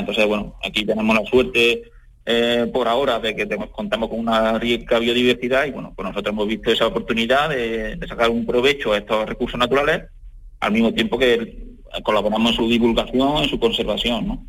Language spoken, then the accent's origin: Spanish; Adamuz, Andalusia, Spain; mi entorno, de aquí de mi pueblo, de Adamú